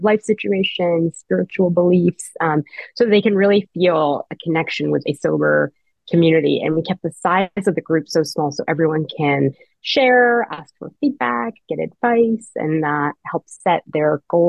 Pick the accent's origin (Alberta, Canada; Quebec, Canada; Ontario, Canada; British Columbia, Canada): Ontario, Canada; Toronto; moved away; I'm 44. I was born and raised in Toronto, Canada. I moved to the US when I was 19 for school, and I stayed here